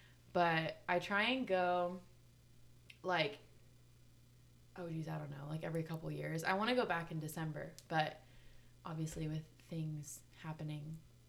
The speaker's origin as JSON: {"language": "English", "town": "Dallas", "region": "Texas", "country": "United States", "tie": "born or raised there", "also_born_or_lived": "Durban, South Africa", "lives_now": "Austin, United States", "said": "Well, yes, I'm from Durban originally. Moved here when I was like 2. Moved to Dallas when I was 2. And then I moved to Austin like 2 years ago."}